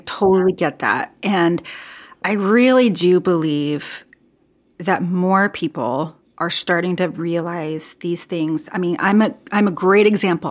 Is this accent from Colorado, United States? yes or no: no; Portland, Oregon, United States; I am from the Portland, Oregon area